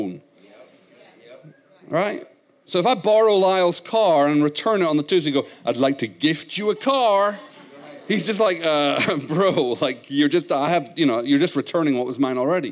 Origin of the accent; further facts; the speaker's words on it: Scotland, United Kingdom; accent: Scottish; moved away; I was raised in Scotland